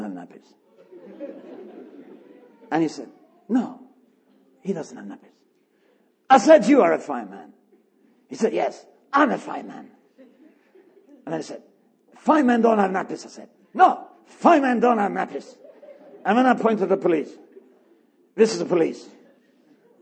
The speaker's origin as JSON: {"language": "English", "country": "Sweden", "said": "I'm from Sweden"}